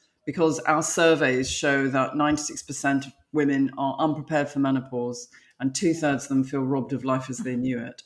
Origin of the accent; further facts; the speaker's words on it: London, United Kingdom; moved away as an adult; now in United States; I'm from London, I'm now living in America.